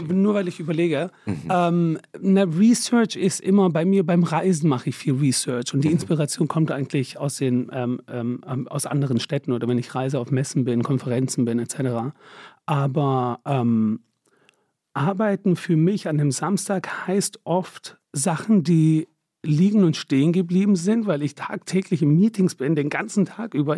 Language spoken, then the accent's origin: German; Stuttgart, Baden-Württemberg, Germany; moved away as an adult; also born or lived in London / Paris / Milan; now in Berlin, Germany; ich bin der Schwab, bin da groß geworden, bin da geboren